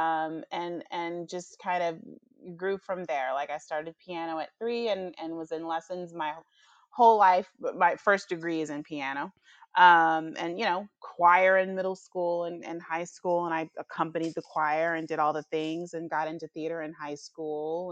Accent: Nashville, Tennessee, United States; moved away; also born or lived in Atlanta; I'm from Nashville

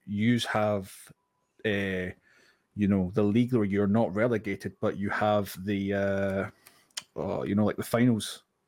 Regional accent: Scotland, United Kingdom; being Scottish

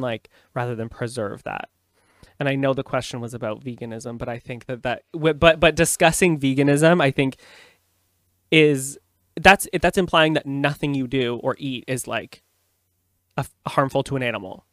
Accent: Canada; I'm a Canadian

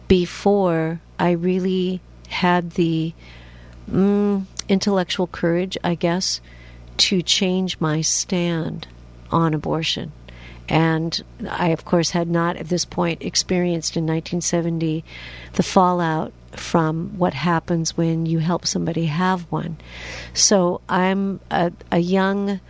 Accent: Washington, United States; I'm from Washington State

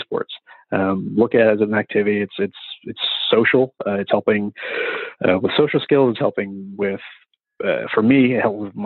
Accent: West Virginia, United States; I'm from West Virginia, in a place where you can be a carpenter, a coal miner, or a criminal.

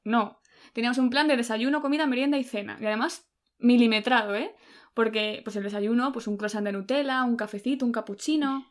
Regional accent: Spain; a los españoles se nos, suena como más italiano

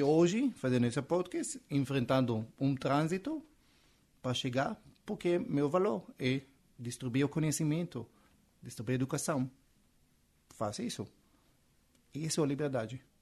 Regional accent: Israel; Portuguese is a second language; moved away as an adult; now in Brazil; eu sou israelense, esse sotaque que você está ouvindo não é da Bahia

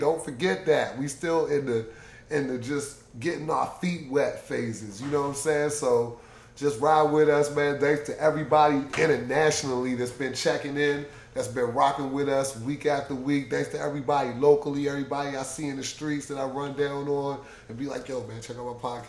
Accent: Detroit, Michigan, United States; It's not, but I'm from Detroit, so you know it's like 7:45.

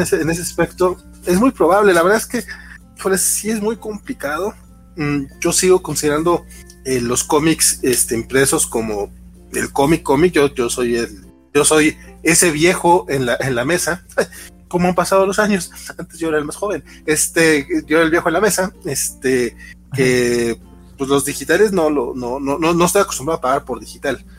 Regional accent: Durango, Mexico; yo soy de Durango Capital

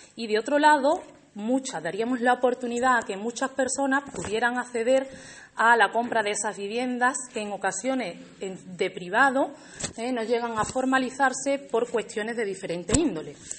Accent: Alange, Extremadura, Spain; also born or lived in Seville; Alange es mi pueblo

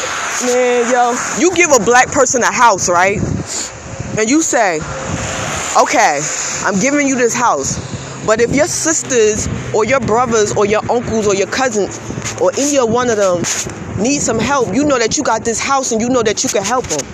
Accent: United States; I live in America. I was born in America

